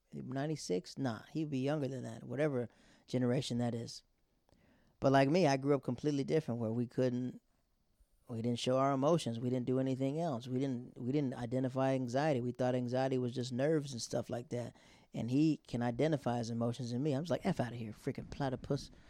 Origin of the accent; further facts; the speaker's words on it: Florida, United States; I'm from Florida